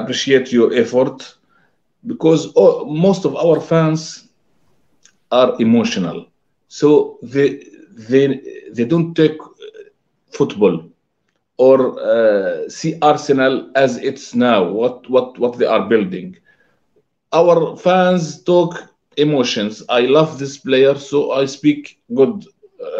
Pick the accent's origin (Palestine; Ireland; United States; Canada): Palestine; I'm from Palestine.